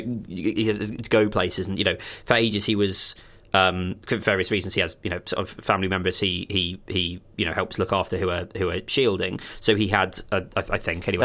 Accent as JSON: {"language": "English", "area": "countryside near Crawley", "region": "South East England", "country": "United Kingdom", "tie": "born or raised there", "said": "growing up with Crawley as the nearest, like, big town is not fun"}